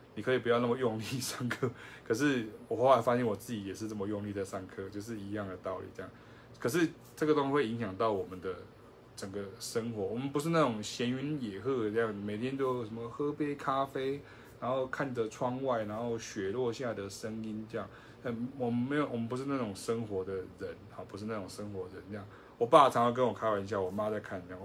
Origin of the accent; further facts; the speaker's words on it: Taiwan; 我们就是台湾人